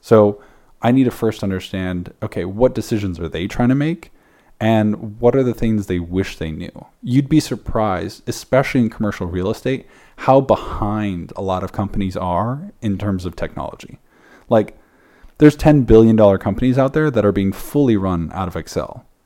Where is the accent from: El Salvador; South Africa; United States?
South Africa; I'm from South Africa